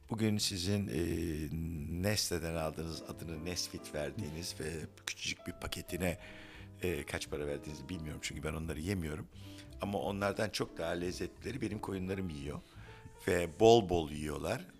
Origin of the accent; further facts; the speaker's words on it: Istanbul, Turkey; Evet ben adaya gelip bağlandım. Ben İstanbulluyum hala adalıların deyişiyle ama oğlan gerçek bir adalı çünkü orada doğdu.